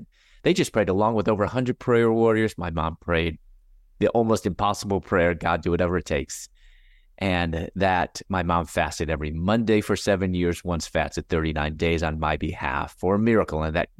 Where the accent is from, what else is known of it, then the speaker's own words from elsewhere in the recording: Chicago, Illinois, United States; also born or lived in Louisville, United States; I'm originally from Chicago, and I was going to dental school at that time in Louisville, Kentucky.